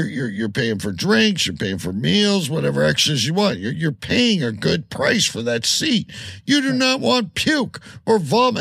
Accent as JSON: {"language": "English", "country": "Canada"}